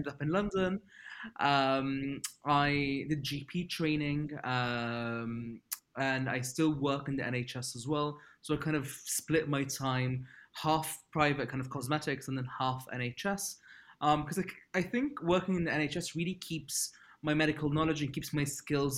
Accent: Libya; moved away as an adult; growing up in Libya, where I'm from

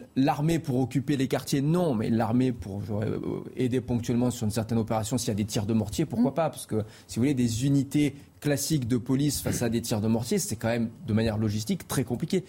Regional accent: Marseille, Provence-Alpes-Côte d'Azur, France; moved away; j'ai grandi à Marseille, et donc je suis originaire de Marseille

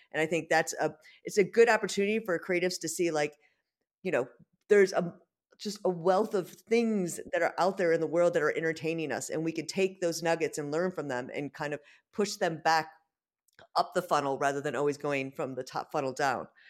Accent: United States; now in London, United Kingdom; being an American

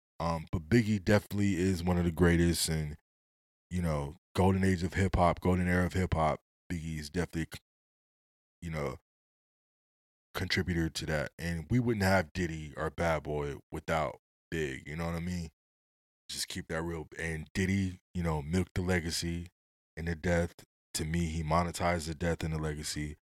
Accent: West Coast, United States; I'm from the West Coast.

